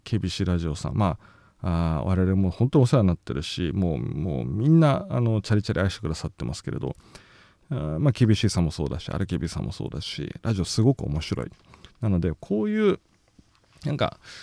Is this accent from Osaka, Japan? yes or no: no; Nagoya, Aichi, Japan; accent: Nagoya dialect; moved away; もともと僕名古屋の人間なのでやっぱり名古屋弁を聞くと落ち着く